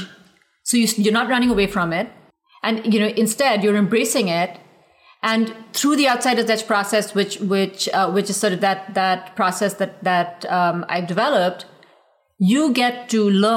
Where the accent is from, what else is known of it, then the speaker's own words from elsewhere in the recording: India; now in United States; growing up in India